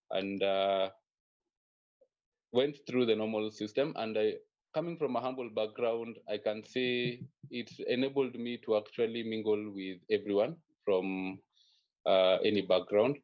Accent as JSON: {"language": "English", "region": "Nairobi", "country": "Kenya", "tie": "born or raised there", "said": "I was raised in a humble background in Nairobi, born and raised here"}